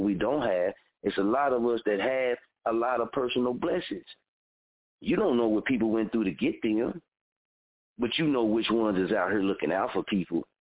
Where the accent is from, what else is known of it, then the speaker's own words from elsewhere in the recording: Muskogee, Oklahoma, United States; my hometown since I lived here, born and raised here